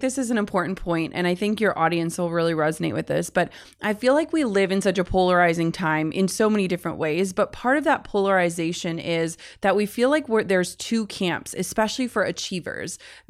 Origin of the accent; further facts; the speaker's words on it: Midwest, United States; and I'm from the Midwest